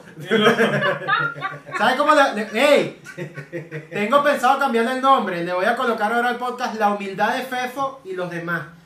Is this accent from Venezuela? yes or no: yes; Maracaibo, Zulia, Venezuela; digo, no, claro, yo soy un experto de Maracaibo, los mejores en reencarnaciones. Exacto, es que como no teníamos a quien traer de experto, digo, marico, un maracucho va